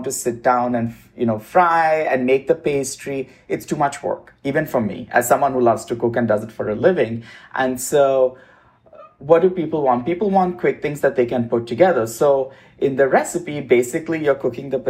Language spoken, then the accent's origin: English; Mumbai, Maharashtra, India; moved away as an adult; also born or lived in Midwest, United States / East Coast, United States / South, United States; now in Los Angeles, United States; I grew up in India